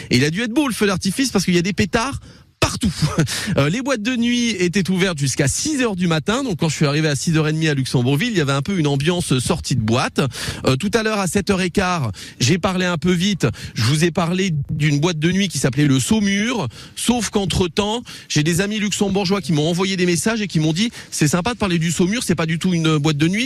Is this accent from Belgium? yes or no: yes; Brussels, Brussels-Capital Region, Belgium; Non, je suis belge. Ah bon De Bruxelles.